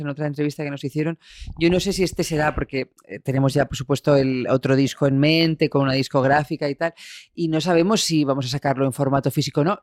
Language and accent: Spanish; Albacete, Castilla-La Mancha, Spain; moved away as an adult; now in Madrid, Spain; con 18 años que me fui de Albacete